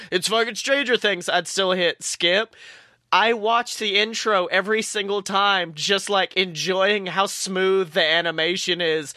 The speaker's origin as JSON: {"language": "English", "region": "the South", "country": "United States", "tie": "born or raised there", "said": "I grew up in the South"}